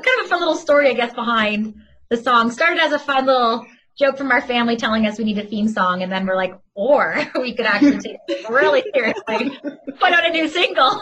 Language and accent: English; Oakville, Ontario, Canada; I'm from Oakville, just outside of Toronto